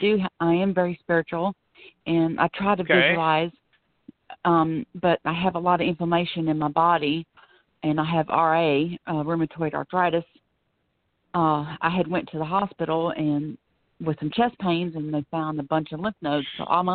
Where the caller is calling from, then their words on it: Florida, United States; I'm calling from Florida.